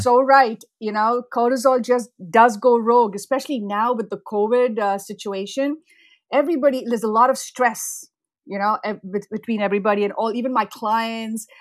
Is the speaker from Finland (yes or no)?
no; India; moved away as an adult; now in United States; I grew up in India